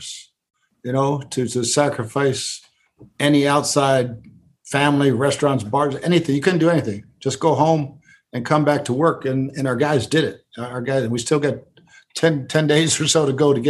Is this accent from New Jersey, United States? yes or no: yes; Wanaque, New Jersey, United States; also born or lived in Paterson, New Jersey; I was born in Patterson at St. Joe's Hospital and grew up in Wanacue